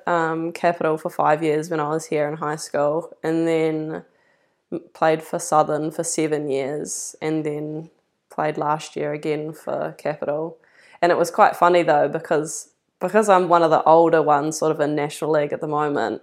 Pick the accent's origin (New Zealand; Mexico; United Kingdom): New Zealand; Levin, Manawatū-Whanganui; moved away as an adult; also born or lived in Dunedin; now in Wellington, New Zealand; born and bred in Levin, was there for, until I left for uni